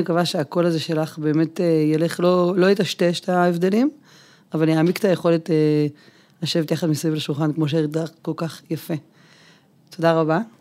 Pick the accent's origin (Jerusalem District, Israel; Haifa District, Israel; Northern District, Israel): Northern District, Israel; a kibbutz near Beit She'an; אני גם כבת העמק נולדתי באחד הקיבוצים ליד בית שאן